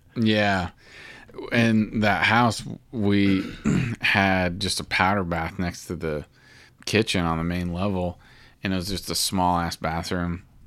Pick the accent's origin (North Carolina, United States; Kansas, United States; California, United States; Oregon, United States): Kansas, United States; Alma; also born or lived in Topeka; I guess the hospital was in Topeka that I was born in, but then I lived in Alma